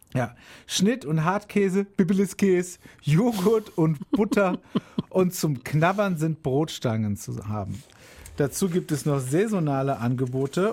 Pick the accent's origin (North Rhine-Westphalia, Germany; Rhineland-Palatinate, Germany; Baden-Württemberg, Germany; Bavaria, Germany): Rhineland-Palatinate, Germany; Hainfeld/Edenkoben area; moved away; aus meiner alten Heimat Hauen-Eberstein